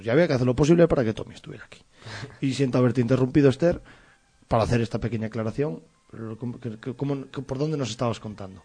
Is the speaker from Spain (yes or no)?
yes; Sahagún, Castile and León, Spain; nos vamos hasta Sagún. Y, para mí es un programa especial porque vamos a mi tierra